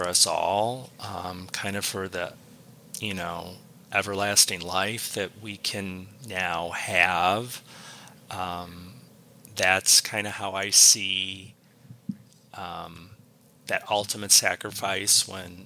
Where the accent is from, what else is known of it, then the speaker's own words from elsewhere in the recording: United States; our everyday life as an American